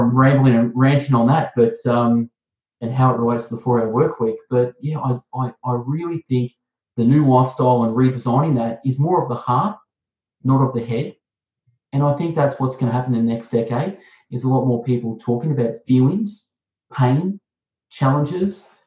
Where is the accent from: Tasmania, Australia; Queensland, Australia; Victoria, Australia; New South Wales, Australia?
Victoria, Australia; Melbourne; accent: Aussie; I'm from Melbourne, Australia. I'm Australian. I have an Aussie accent